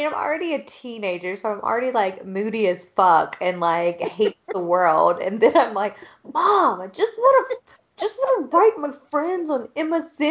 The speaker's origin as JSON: {"language": "English", "region": "the Bible Belt", "country": "United States", "tie": "born or raised there", "said": "growing up in the Bible Belt"}